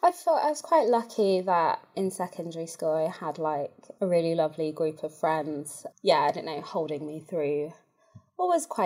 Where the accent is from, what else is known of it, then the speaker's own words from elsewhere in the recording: South Africa; moved away; also born or lived in Bulawayo, Zimbabwe; So I was born in Bulawayo and we lived there for a little bit, but I don't actually have, I guess, like very many memories of being there because we moved to South Africa when I was about 2.